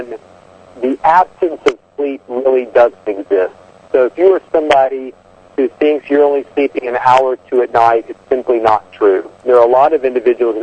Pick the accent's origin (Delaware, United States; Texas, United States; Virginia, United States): Virginia, United States; Southwest; I'm a redneck from Southwest Virginia by birth